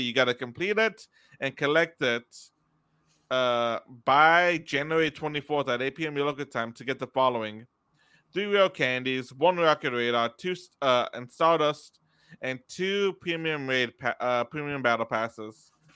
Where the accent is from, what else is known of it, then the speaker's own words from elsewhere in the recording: Texas, United States; we're from Texas